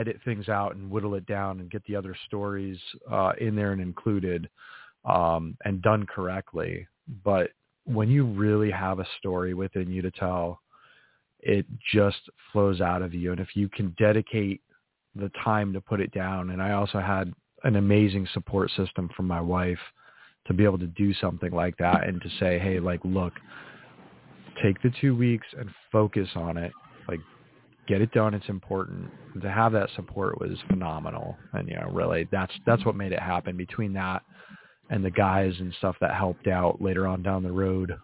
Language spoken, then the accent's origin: English; New England, United States; I grew up in New England, in a very small New England town